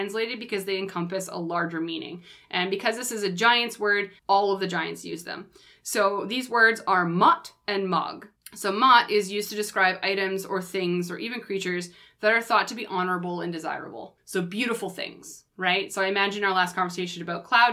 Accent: Canada; accent: Canadian; I know I have a Canadian accent

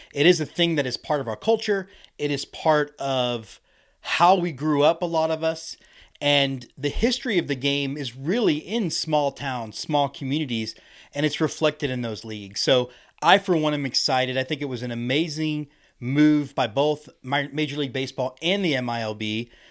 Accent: Houston, Texas, United States; I'm from Houston, Texas, so we see ice, like, eight times in my lifetime down there

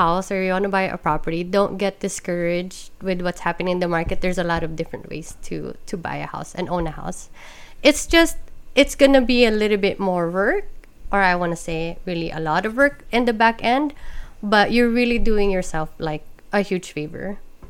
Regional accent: Baguio, Cordillera Administrative Region, Philippines; moved away; because we grew up in Baguio.

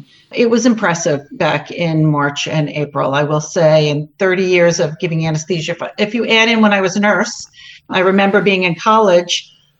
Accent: New York, United States; moved away as an adult; now in New Jersey, United States; Currently in New Jersey. I was up in New York State. I am a New Yorker who lives in New Jersey.

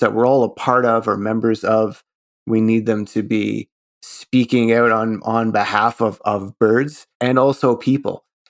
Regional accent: Canada; as a Canadian

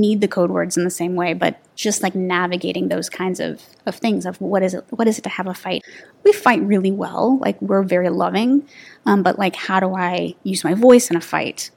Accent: Texas, United States; moved away; I'm from Texas

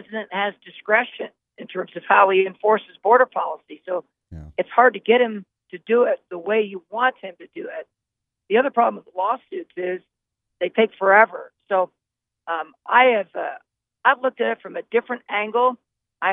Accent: Yuma, Arizona, United States; I'm from Yuma, so I lived on the border for many years

